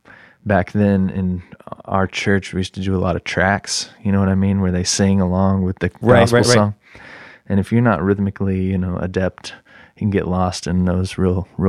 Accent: Midwest City, Oklahoma, United States; also born or lived in Castle Rock, Colorado; I was born in Midwest City, Oklahoma. I lived there for several years. I lived in Colorado for a couple of years. My parents split up some of my high school years and then moved back here, and I've been here since.

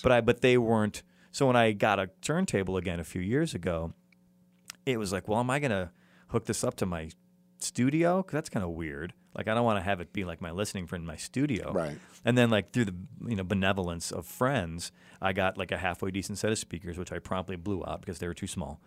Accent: Chicago, Illinois, United States; now in Los Angeles, United States; Chicago, which is my hometown

